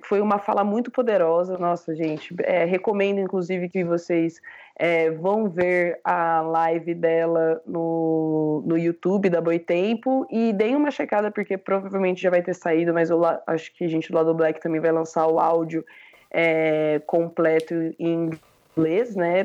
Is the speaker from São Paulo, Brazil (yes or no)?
no; Londrina, Paraná, Brazil; eu sou de Londrina